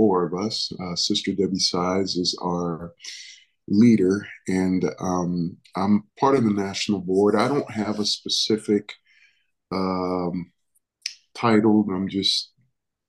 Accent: New York City, New York, United States; also born or lived in Dominican Republic / Stockton; I was born in the Dominican Republic, was raised in New York City.

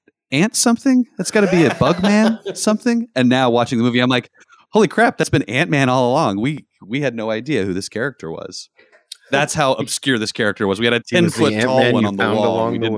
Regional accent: Yuma, Arizona, United States; my friend, I remember growing up in Yuma

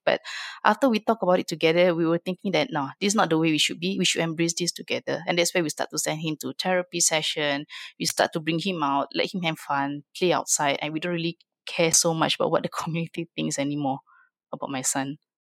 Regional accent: Singapore; I'm from Singapore

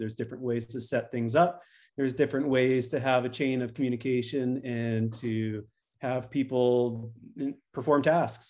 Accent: Canada; moved away as an adult; now in United States; I'm a Canadian originally

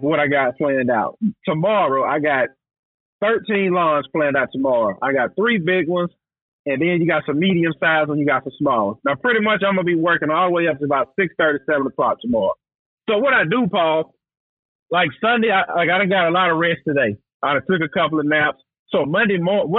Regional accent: the South, United States; we grew up down here in the South together

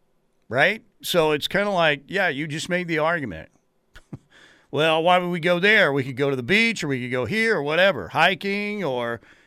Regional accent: Norman, Oklahoma, United States; I'm, you know, born and raised in Norman

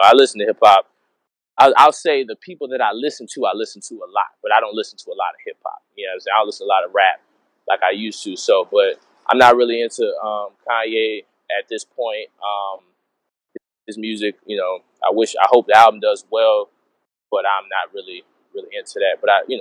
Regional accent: New Orleans, Louisiana, United States; I'm from New Orleans and we have the best food in the world

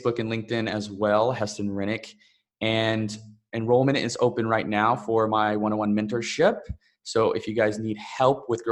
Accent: Texas, United States; moved away; also born or lived in Bali; I'm originally from Texas in the US, but honestly, I feel like Bali is home

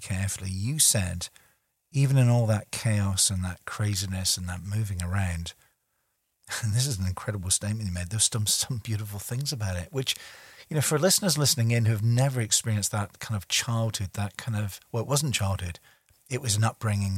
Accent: Scotland, United Kingdom; I'm a stubborn Scotsman.

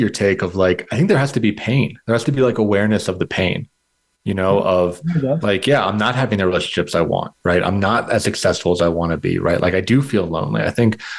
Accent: United States; I was born in America. My parents are immigrants.

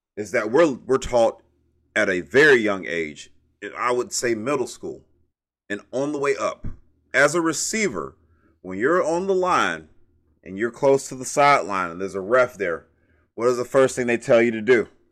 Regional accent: Brunswick, Georgia, United States; I'm from Brunswick, Georgia

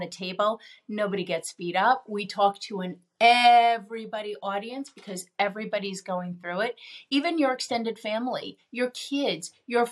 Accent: New York, United States; I'm a New Yorker.

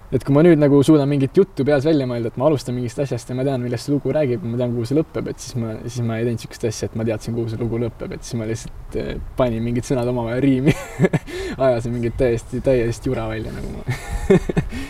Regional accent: Aruküla, Harju County, Estonia; also born or lived in Pirita, Tallinn; ma üles kasvasin Arukülas

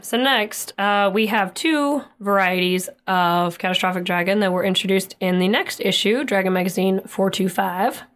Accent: Oklahoma, United States; we're from Oklahoma and we get a lot of tornadoes

